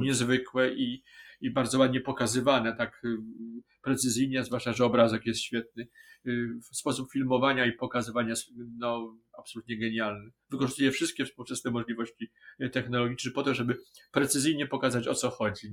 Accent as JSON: {"language": "Polish", "town": "Wrocław", "region": "Lower Silesian Voivodeship", "country": "Poland", "said": "jesteśmy z Wrocławia"}